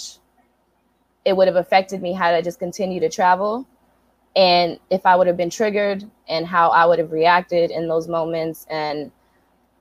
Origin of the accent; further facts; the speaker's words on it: Brockton, Massachusetts, United States; moved away as an adult; also born or lived in San Diego, California; I'm from Brockton, Massachusetts. I'm from the hood